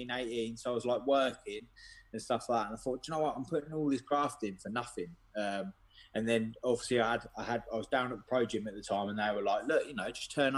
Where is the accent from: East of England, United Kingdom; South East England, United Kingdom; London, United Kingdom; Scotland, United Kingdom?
East of England, United Kingdom; Ely; I'm from Ely, Cambridgeshire, so it's like rap boxing around here is non-existent